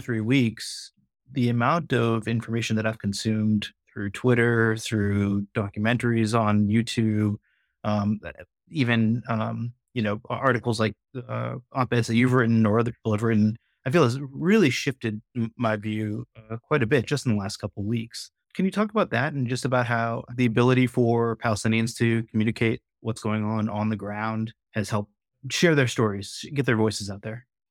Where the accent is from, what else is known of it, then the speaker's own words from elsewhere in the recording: United States; I'm Pakistani American Muslim